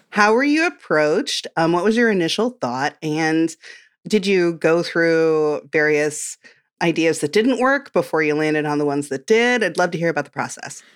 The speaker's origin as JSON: {"language": "English", "region": "Midwest", "country": "United States", "said": "I'm from the Midwest, and we love a comfort casserole"}